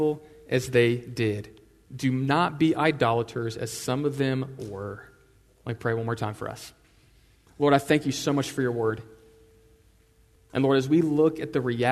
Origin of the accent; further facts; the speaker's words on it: Houston, Texas, United States; I'm from Houston, I'm from Flatlands